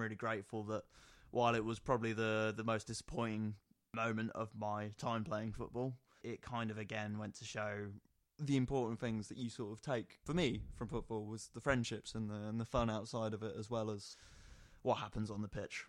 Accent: Nottingham, East Midlands, United Kingdom; growing up in Nottingham

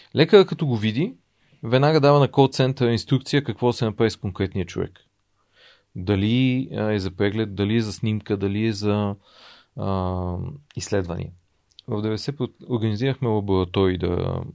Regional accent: Bulgaria; за мен е като осъзнат българин и като човек, който му, аз и харесвам България

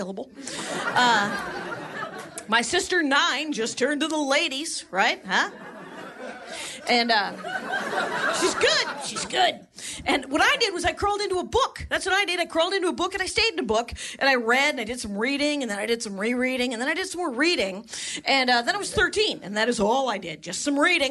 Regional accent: a little town outside of Milwaukee, Wisconsin, United States; I'm from Wisconsin, a little town outside of Milwaukee, a little factory town

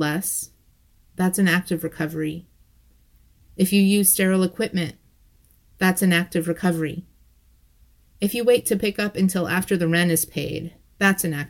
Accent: Ohio, United States; my home state of Ohio

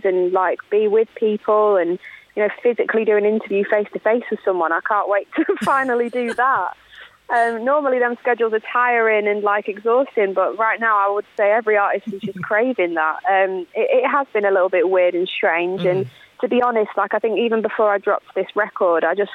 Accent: Lincolnshire, East Midlands, United Kingdom; born or raised there; moved away

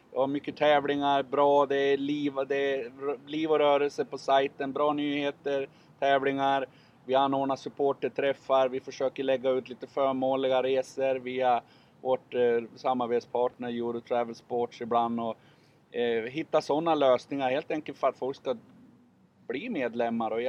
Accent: Sundsvall, Västernorrland County, Sweden; i Sundsvall där jag är ifrån.

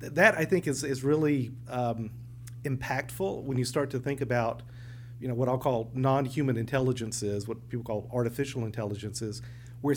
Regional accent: the South, United States; accent: Southern; my Southern accent

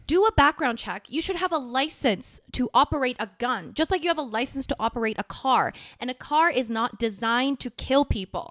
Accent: South Korea; now in Canada; I'm from Korea.

